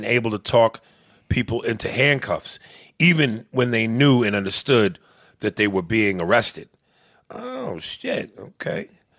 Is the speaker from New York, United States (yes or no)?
yes; Bronx, New York, United States; I grew up poor in the Bronx on welfare with my grandmother.